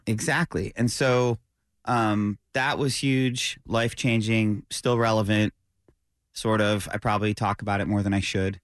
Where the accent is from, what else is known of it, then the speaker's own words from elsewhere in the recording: upstate New York, United States; I grew up, as you know, in upstate New York